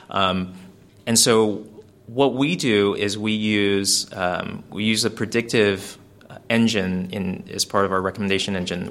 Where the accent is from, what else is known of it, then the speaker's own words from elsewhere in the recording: California, United States; we're from California